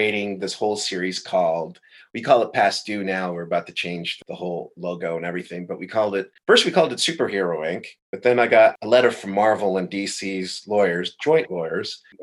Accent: Madrid, Community of Madrid, Spain; also born or lived in Brooklyn, New York; now in Paris, France; Born in Madrid. Dad's from East St. Louis. My mom's Spanish.

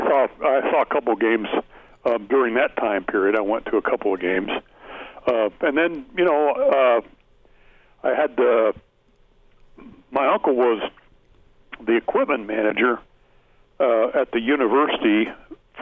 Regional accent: Nebraska, United States; I grew up in Nebraska

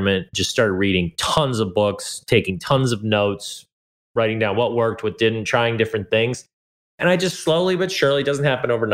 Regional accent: Hawaii, United States; also born or lived in California; I was born in California to two hippie parents. And very quickly we moved to Hawaii

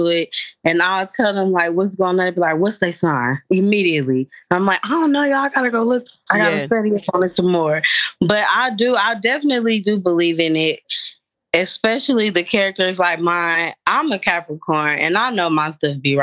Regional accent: Kansas, United States; I am from Kansas

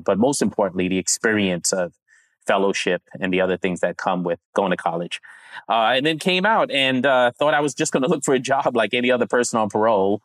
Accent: New York, United States; also born or lived in Grenada / Savannah, Georgia; I was born in Brooklyn, Brooklyn, New York, and then spent the first nine years or so in the Caribbean, small island called Grenada

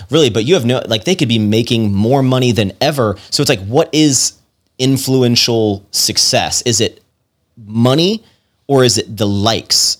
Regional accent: Virginia, United States; moved away as an adult; also born or lived in Roanoke, Virginia / Richmond, Virginia / Washington, D.C.; now in Texas, United States; I'm from, I'm from Virginia originally, and I, I essentially started deep Southern Virginia, and then the older I got, the more Northern Virginia I moved

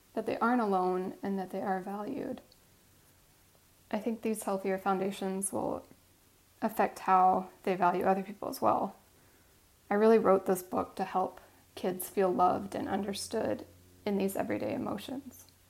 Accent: Midwest, United States; growing up in the Midwest

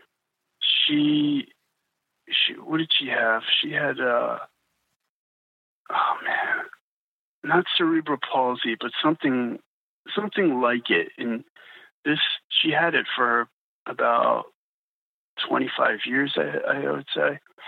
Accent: New Jersey, United States; I'm from New Jersey

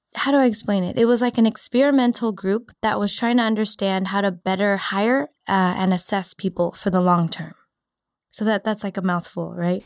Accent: Cupertino, California, United States; also born or lived in San Diego; now in San Francisco, United States; I grew up in Cupertino, so I, I decided to come back.

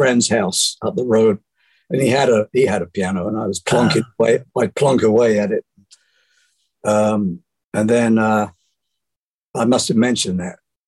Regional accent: Bromley, London, United Kingdom; moved away; In Bromley, in the county of Kent, in South London

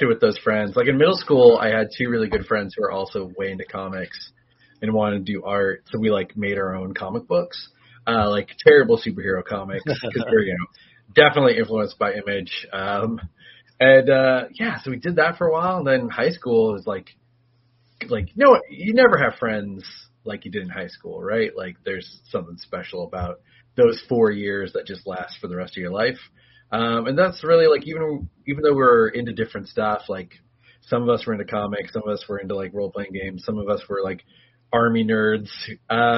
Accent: Montana, United States; moved away; also born or lived in Los Angeles; I grew up in Montana and then continued to just move west, and I ended up in L.A. for a very long period of time

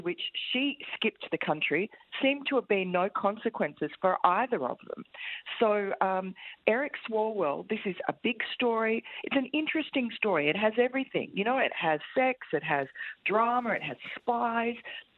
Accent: Tokyo, Japan; I was actually born here, and I grew up in Tokyo and went to university here.

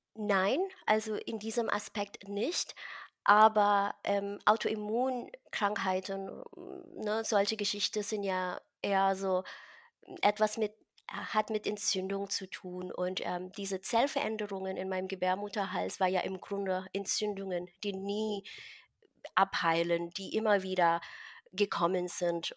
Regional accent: Philippines; now in Berlin, Germany; ich bin in einem Dorf äh, aufgewachsen auf den Philippinen und ich mm. bin mhm. quasi ein Dorfmädchen

